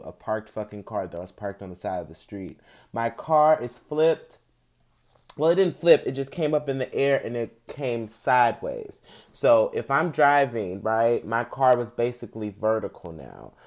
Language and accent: English; St. Louis, Missouri, United States; I'm from Saint Louis